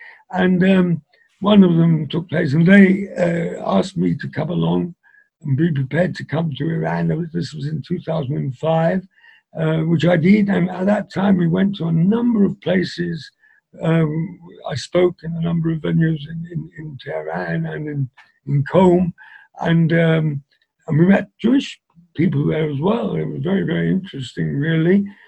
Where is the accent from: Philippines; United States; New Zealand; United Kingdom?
United Kingdom; England; Because I was brought up in England, I was able to speak easier in English than a lot of them.